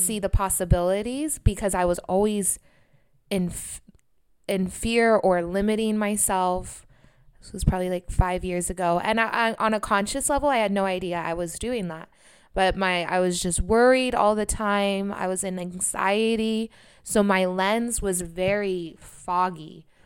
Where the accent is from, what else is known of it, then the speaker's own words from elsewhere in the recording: Sacramento, California, United States; moved away; at that time, I couldn't leave Sacramento